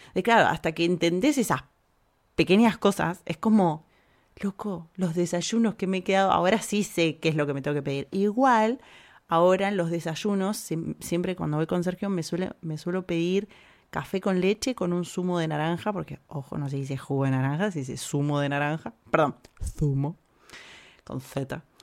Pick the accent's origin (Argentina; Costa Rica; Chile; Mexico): Argentina; moved away as an adult; now in Spain; nosotros los argentinos no hablamos como el culo